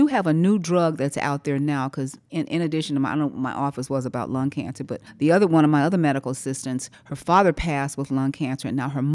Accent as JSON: {"language": "English", "region": "North Carolina", "country": "United States", "said": "I'm from North Carolina, tobacco capital"}